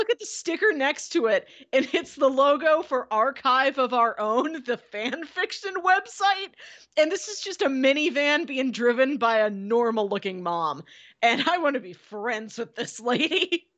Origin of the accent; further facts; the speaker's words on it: Florissant, Missouri, United States; the sticker I would have, you know, to celebrate my hometown of Florissant would just say floor.